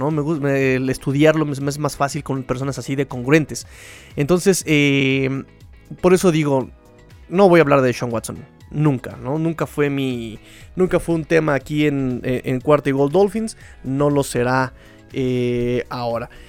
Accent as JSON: {"language": "Spanish", "region": "Mexico City", "country": "Mexico", "said": "pero yo que me quejo yo, soy chilango, yo me trago las vocales"}